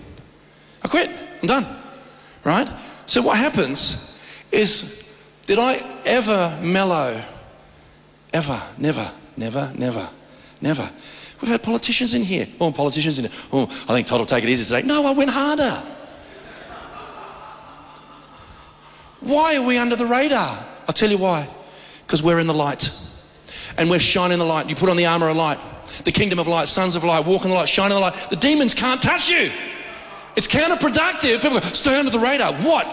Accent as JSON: {"language": "English", "country": "Australia", "said": "I'm an Aussie"}